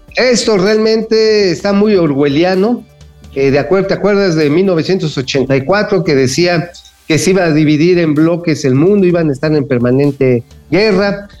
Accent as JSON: {"language": "Spanish", "region": "Mexico City", "country": "Mexico", "said": "recibimos los chilangos acá"}